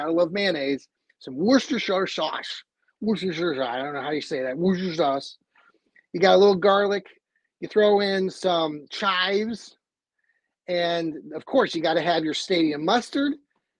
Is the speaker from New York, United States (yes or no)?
no; Cleveland, Ohio, United States; if we're from Cleveland